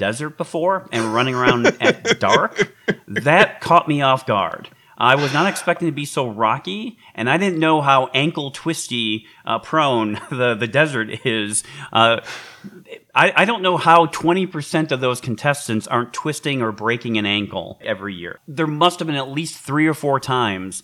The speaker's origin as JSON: {"language": "English", "town": "Detroit", "region": "Michigan", "country": "United States", "tie": "born or raised there", "said": "in Michigan, growing up in Detroit"}